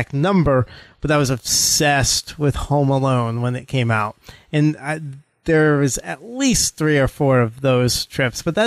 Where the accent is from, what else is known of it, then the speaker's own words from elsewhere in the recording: New England, United States; I grew up in New England